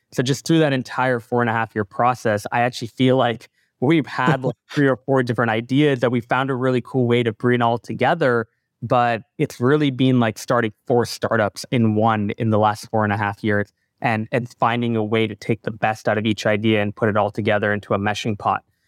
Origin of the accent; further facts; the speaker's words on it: Canada; also born or lived in Singapore / Calgary, Canada; now in Toronto, Canada; when I was born in Singapore, I lived there till I was eight. I went to a lot of Grand Prix growing up with my father, Singaporean Grand Prix, Malaysian Grand Prix. Um, when I moved to Canada